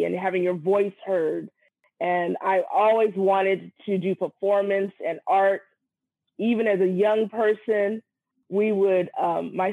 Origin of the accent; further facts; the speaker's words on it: San Francisco, California, United States; also born or lived in Brooklyn, New York; I was born in Brooklyn, New York, but raised in San Francisco, California